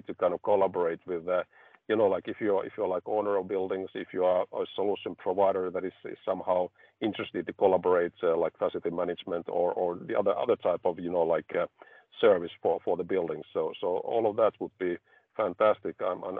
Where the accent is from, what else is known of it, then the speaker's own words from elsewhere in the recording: Finland; I come from Finland, which is like energy efficient country